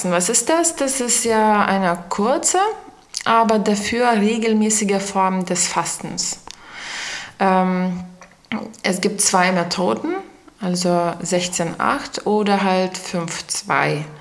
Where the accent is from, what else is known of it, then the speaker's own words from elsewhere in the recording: Lithuania; German is a second language; now in Eberswalde, Germany; ich komme aus Litauen und äh, bin hier schon seit äh, neun Jahren in der Beswalde